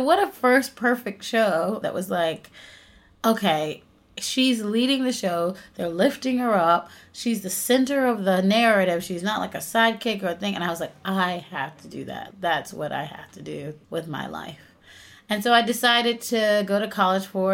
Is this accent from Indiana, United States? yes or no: no; North Carolina, United States; I was raised in North Carolina in a really, really small rural town.